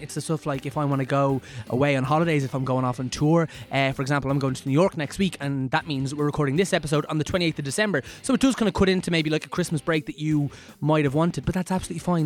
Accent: Ireland; I'm Irish

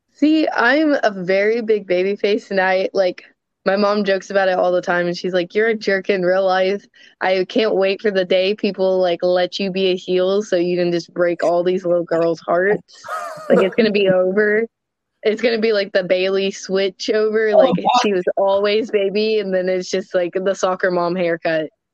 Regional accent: Louisville, Kentucky, United States; I'm from Louisville, Kentucky

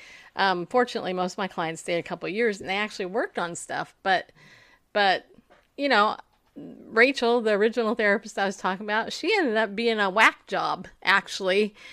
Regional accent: New York, United States; I'm from New York. I mean, hello. I was born with a mom from New York, and, you know, little outspoken woman.

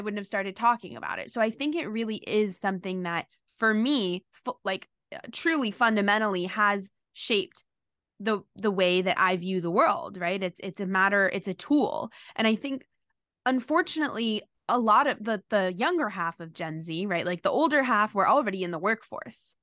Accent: New York City, New York, United States; I grew up in New York City

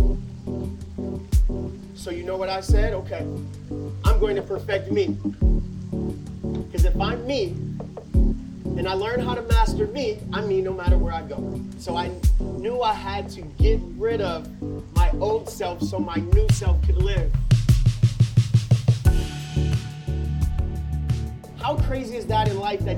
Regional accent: Akron, Ohio, United States; Come from Akron, Ohio, grew up in the inner city

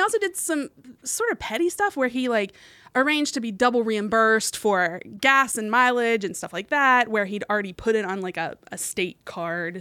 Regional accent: West Virginia, United States; moved away; my home state, West Virginia.

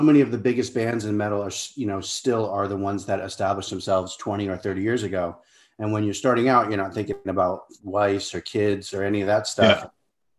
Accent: Rhode Island, United States; I grew up in Rhode Island, tiny little town in Rhode Island.

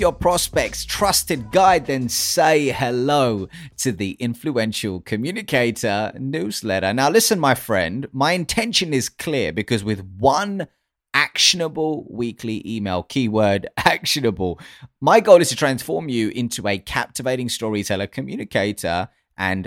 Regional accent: United Kingdom

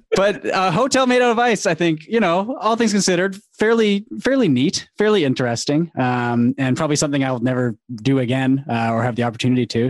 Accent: Vancouver, British Columbia, Canada; I've I've lived in Vancouver my whole life. It doesn't get that cold out here.

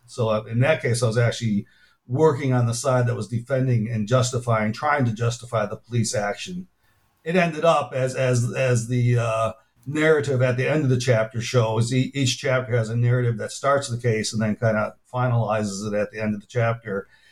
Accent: Chicago, Illinois, United States; moved away as an adult; also born or lived in Minnesota; now in Tulsa, United States; I grew up in Chicago

